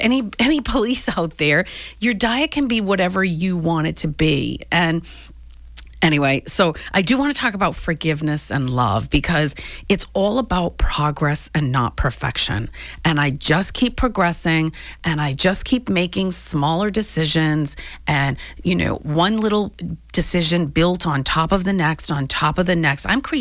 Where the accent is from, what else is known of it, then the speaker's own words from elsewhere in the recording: New England, United States; I grew up in New England.